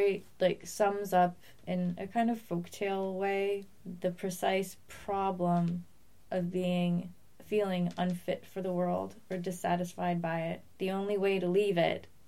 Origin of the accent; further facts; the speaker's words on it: Massachusetts, United States; I'm from New England